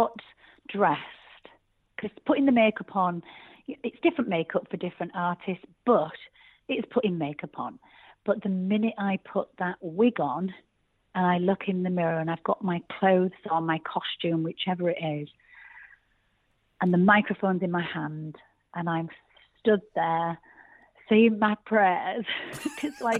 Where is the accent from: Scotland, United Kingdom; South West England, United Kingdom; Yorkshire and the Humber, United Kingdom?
Yorkshire and the Humber, United Kingdom; I'm actually a Yorkshire girl through and through.